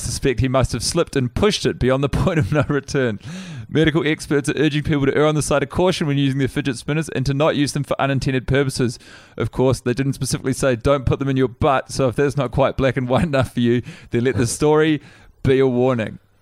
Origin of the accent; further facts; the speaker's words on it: Wellington, New Zealand; I was born in, um, Wellington, Woodman's Hospital